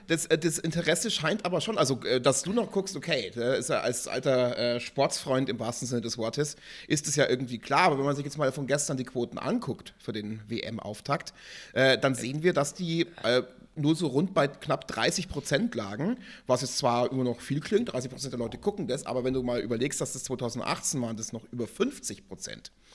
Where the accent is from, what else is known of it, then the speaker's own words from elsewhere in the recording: Germany; bei uns in Deutschland